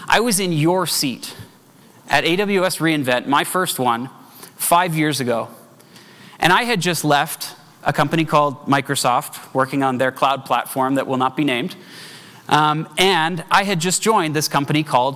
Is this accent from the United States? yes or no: no; Canada; As a Canadian